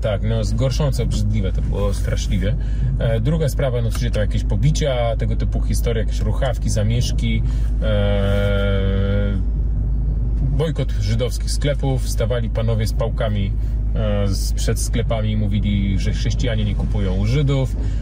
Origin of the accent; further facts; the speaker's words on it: Poland; 43 lata żyję w Polsce